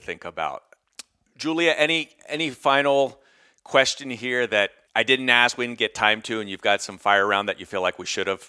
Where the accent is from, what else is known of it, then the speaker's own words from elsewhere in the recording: United States; moved away as an adult; also born or lived in China; now in Europe; I feel like I'm an American, but it's been like 27 years outside of it, mostly in China and here in Europe.